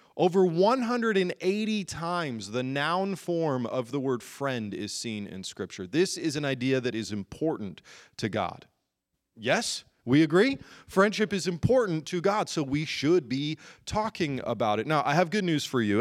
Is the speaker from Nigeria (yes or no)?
no; United Kingdom; I'm British